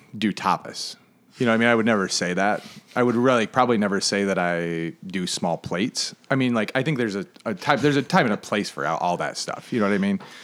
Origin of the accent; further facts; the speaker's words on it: Flint, Michigan, United States; now in Charleston, United States; I grew up in Northern Michigan.